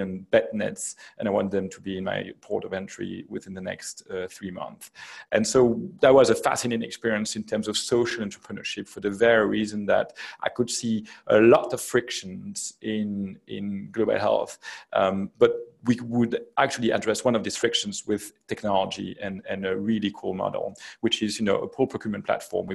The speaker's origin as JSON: {"language": "English", "country": "Belgium", "also_born_or_lived": "United States", "moved": "as an adult", "said": "I come from Belgium. I studied in Belgium and then in the US."}